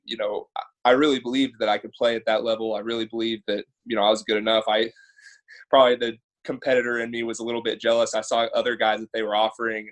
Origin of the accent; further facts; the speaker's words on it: Southlake, Texas, United States; grew up in Southlake. Obviously, that's how we know each other. Grew up in the same town.